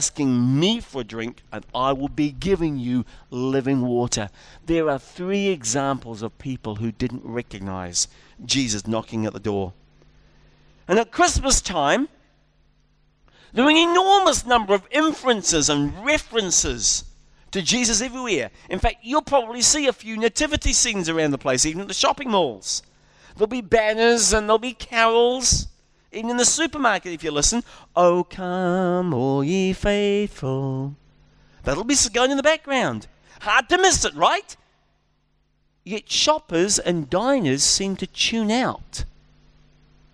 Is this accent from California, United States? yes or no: yes; California, United States; my home state of California